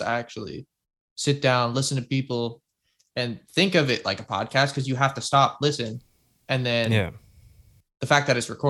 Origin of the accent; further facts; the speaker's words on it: Canada; we're both Canadian